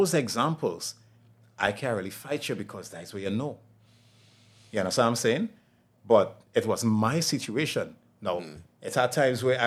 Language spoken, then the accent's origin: English; Laventille, Trinidad & Tobago; I was born and raised in Laventille